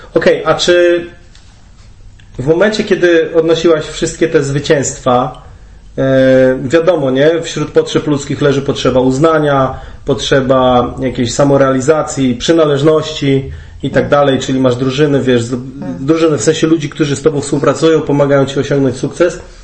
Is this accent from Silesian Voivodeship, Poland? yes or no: no; Olsztyn, Warmian-Masurian Voivodeship, Poland; oboje pochodzimy z Olsztyna